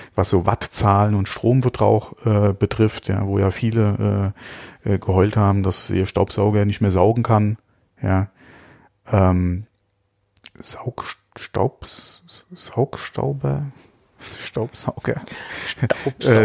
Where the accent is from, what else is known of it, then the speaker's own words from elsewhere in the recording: Germany; bei uns in Deutschland